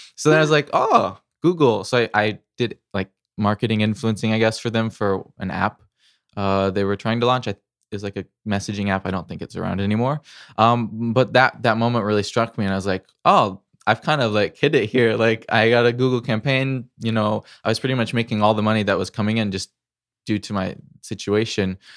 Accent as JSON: {"language": "English", "region": "Missouri", "country": "United States", "tie": "born or raised there", "said": "I grew up in the Midwest, Missouri"}